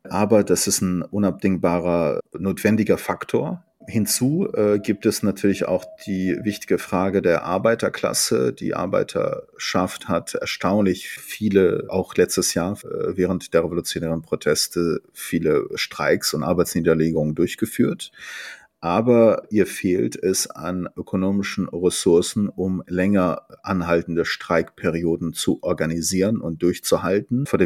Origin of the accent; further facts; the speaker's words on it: Tabriz, East Azerbaijan, Iran; beispielsweise aus meiner Heimatstadt Tabriz, die turksprachig